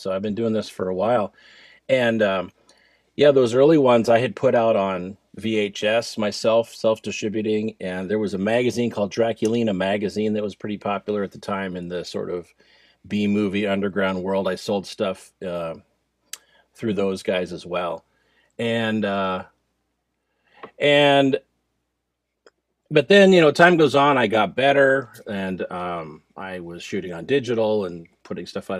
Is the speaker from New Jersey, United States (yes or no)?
yes; New Jersey, United States; I grew up in New Jersey